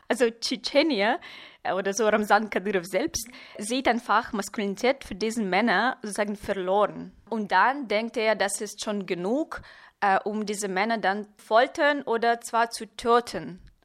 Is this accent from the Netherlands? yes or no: no; Chelyabinsk, Chelyabinsk Oblast, Russia; German is a second language; moved away as an adult; now in Berlin, Germany; ich wurde in Chelyabinsk geboren, es ist im Ural